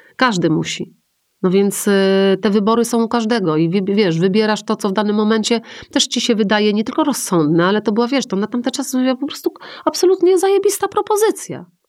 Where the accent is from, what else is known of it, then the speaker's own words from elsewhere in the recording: Poland; ja jestem z Polski